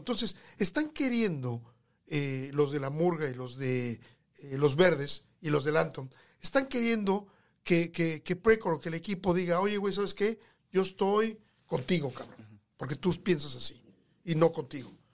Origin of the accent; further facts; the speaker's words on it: Mexico City, Mexico; moved away as an adult; also born or lived in Los Angeles, California / California / Texas; now in United States; yo nací en la capital de México, en, en Coyoacán. Eh, yo nací en, Gabriel Gabriel Mancera, en Coyoacán. Eh, nací y viví prácticamente toda mi vida, bueno, mi, infancia.